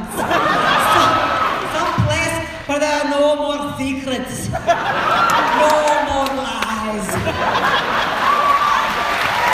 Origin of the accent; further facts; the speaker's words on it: Miami, Florida, United States; I'm from Miami, my parents are Cuban